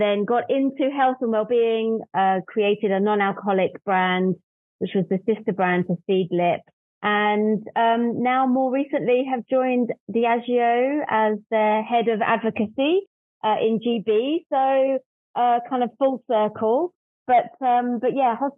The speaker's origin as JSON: {"language": "English", "region": "London", "country": "United Kingdom", "also_born_or_lived": "north of England", "said": "I'm from London, and as a kid grew up on a diet of LA Law"}